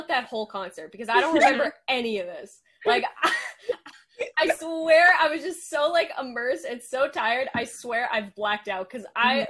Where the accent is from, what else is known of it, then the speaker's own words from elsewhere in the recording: Canada; yes, we are Canadian.